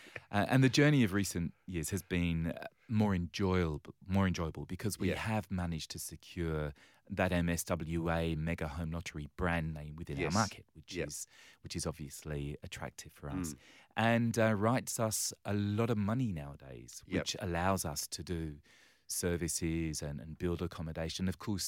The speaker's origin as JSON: {"language": "English", "region": "England", "country": "United Kingdom", "lives_now": "Australia", "said": "And yes, you might pick from my accent that I originally hail from the other side"}